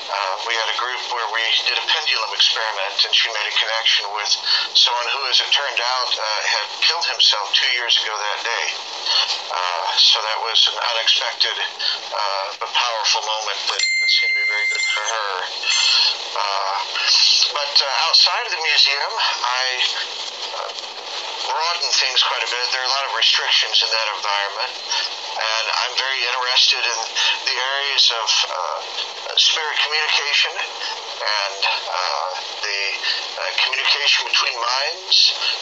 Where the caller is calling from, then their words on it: Austin, Texas, United States; I am speaking from Austin, Texas.